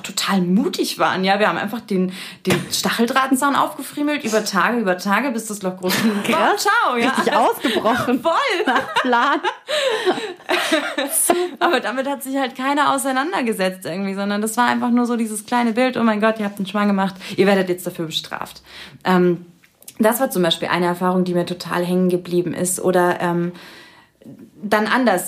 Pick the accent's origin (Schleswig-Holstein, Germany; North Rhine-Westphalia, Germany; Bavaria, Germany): Bavaria, Germany; Munich district; ich bin im, im Landkreis München, also schon ein bisschen ländlicher ähm, groß geworden